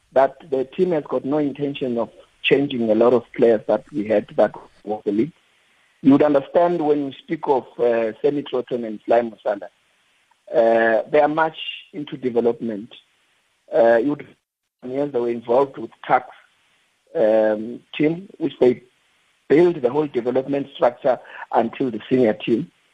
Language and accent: English; Atteridgeville, Gauteng, South Africa; also born or lived in Limpopo; I'm from Limpopo, but I grew up in the streets of uh, Atteridgeville as well